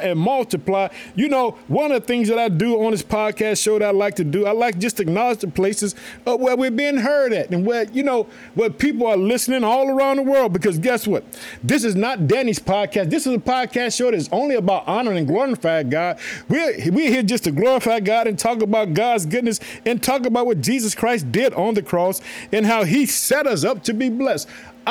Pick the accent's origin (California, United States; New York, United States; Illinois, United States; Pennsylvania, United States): Illinois, United States; also born or lived in Chicago; the state of Illinois, which is my home state. I thank the city of Chicago where I live